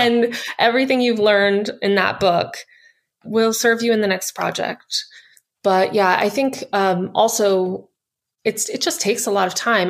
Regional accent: United States; I'm an American author

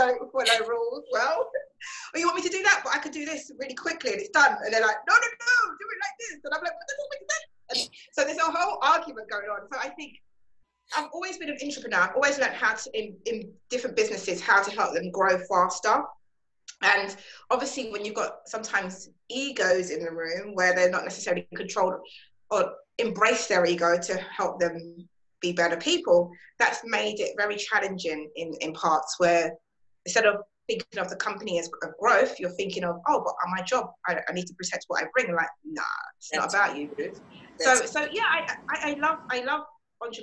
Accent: London, United Kingdom; So I was born in London, UK, and I'm still here in London, UK, in lockdown mode.

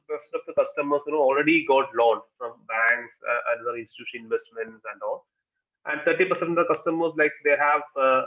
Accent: Kerala, India; we are basically from Kerala

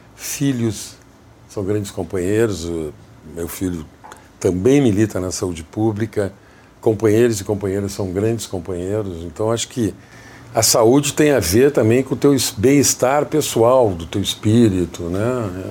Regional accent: Jaguari, Rio Grande do Sul, Brazil; moved away as an adult; also born or lived in Santa Maria, Rio Grande do Sul; now in Rio de Janeiro, Brazil; Jaguari, que é a minha cidade natal. Santa Maria, eu vim com 14 anos para fazer o segundo grau

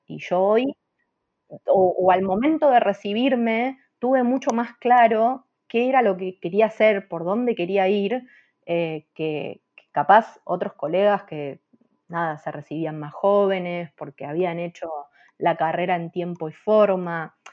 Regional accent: Argentina; soy la única argentina

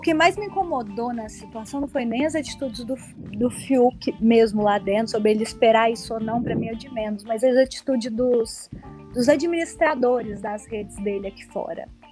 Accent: Uberlândia, Minas Gerais, Brazil; now in Belo Horizonte, Brazil; eu sou de lá, não moro lá, moro em BH, mas eu sou de lá

